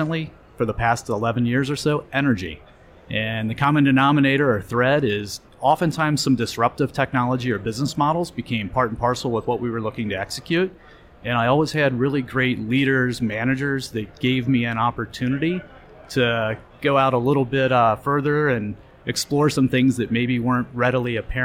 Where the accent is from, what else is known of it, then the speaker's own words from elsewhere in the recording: Greater Cincinnati area, Northern Kentucky, United States; I grew up in the Northern Kentucky, Greater Cincinnati area